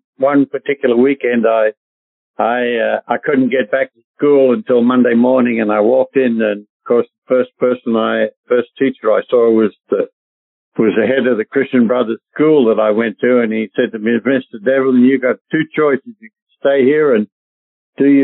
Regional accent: Australia; moved away as an adult; now in United States; I grew up in a little town of about 15,000 people

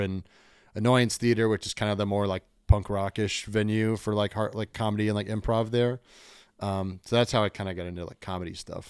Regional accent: Kentucky, United States; moved away; also born or lived in Chicago / New York / Richmond; I grew up in Kentucky

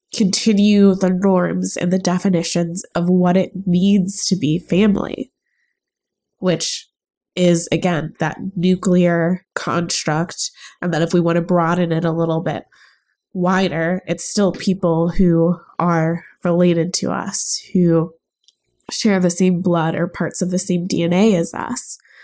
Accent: United States; also born or lived in Chicago; I'm born and raised in the United States of America

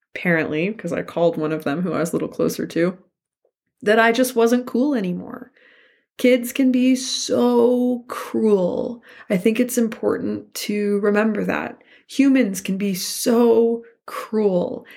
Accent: Santa Fe, New Mexico, United States; I grew up in Santa Fe, New Mexico

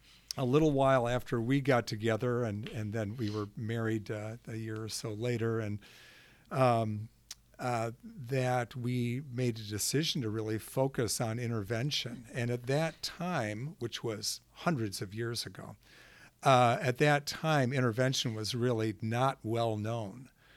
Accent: Grosse Pointe, Michigan, United States; I grew up in Grosse Pointe, Michigan, which is a pretty nice place.

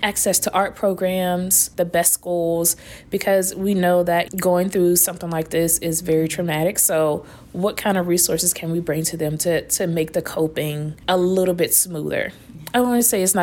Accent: Raleigh, North Carolina, United States; I'm from Raleigh, North Carolina

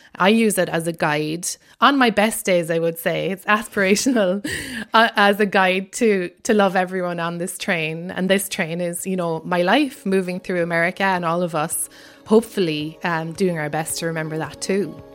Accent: Ireland; accent: Irish; moved away as an adult; now in United States

